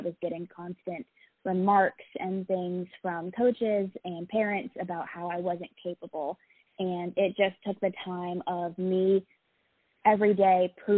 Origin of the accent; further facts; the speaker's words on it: Alaska, United States; I am originally from Alaska. I was a military child growing up, so I've kind of been all over the place.